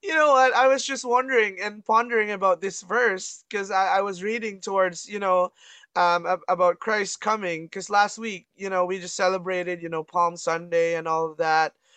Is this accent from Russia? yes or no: no; Canada; I'm from Canada